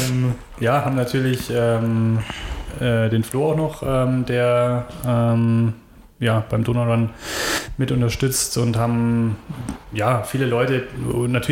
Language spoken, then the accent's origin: German; Ingolstadt, Bavaria, Germany; born there; Schon, ja. Ich bin gebürtiger Schanzer tatsächlich, ja.